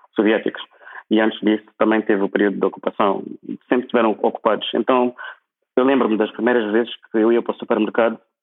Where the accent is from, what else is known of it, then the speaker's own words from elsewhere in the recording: Maputo, Mozambique; moved away as an adult; also born or lived in Lisbon, Portugal; now in Prague, Czech Republic; Eu saí de Maputo em 2000, 2000, 2004. Nem 2007, saí de Maputo em 2004.